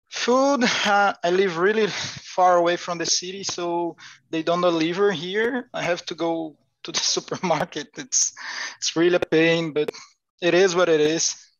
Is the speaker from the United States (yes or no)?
no; Aracati, Ceará, Brazil; English is a second language; I'm from Aracati, Ceará